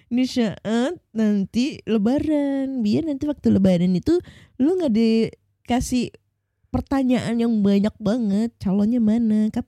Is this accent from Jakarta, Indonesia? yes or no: no; Surabaya, East Java, Indonesia; born there; Orang tuaku bukan asli Surabaya, cuma aku lahir di Surabaya. Bapakku orang Jogja, mamaku orang Nganjuk.